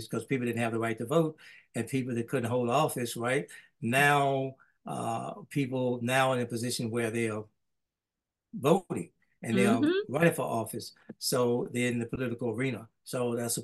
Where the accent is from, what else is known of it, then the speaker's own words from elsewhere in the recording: Holly Springs, Mississippi, United States; now in Oxford, United States; my hometown got that rating for Mississippi